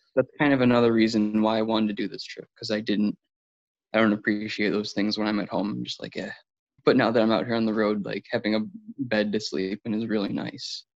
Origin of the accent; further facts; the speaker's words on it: Buffalo, New York, United States; I'm from Buffalo, New York